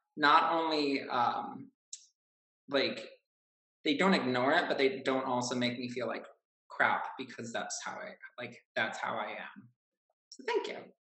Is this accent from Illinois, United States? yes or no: yes; Chicago, Illinois, United States; I am from Chicago